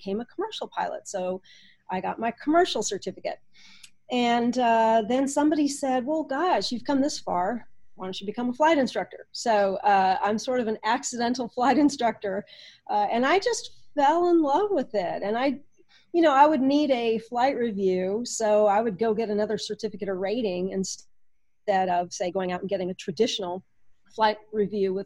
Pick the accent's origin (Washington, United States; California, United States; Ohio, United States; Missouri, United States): California, United States; moved away as an adult; also born or lived in Illinois; I grew up in California